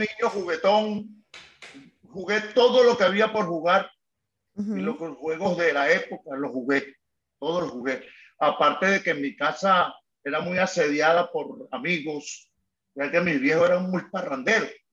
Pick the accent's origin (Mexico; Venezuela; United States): Venezuela; Caracas, Capital District; Y ahí soy de antímano